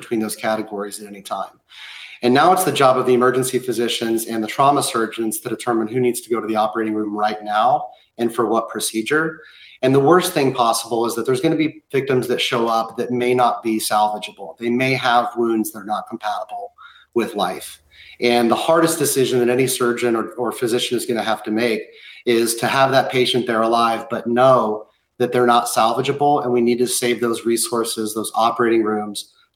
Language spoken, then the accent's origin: English; Oklahoma City, Oklahoma, United States; moved away; also born or lived in Boston; I'm from Oklahoma City, where my dad was one of the first firefighters in the Murrah building after the bombing.